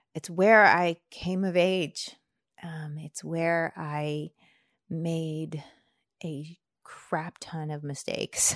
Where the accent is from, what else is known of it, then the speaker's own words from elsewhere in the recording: near Charlottesville, Virginia, United States; moved away as an adult; also born or lived in Bradford, Pennsylvania; now in Washington, D.C., United States; I grew up near Charlottesville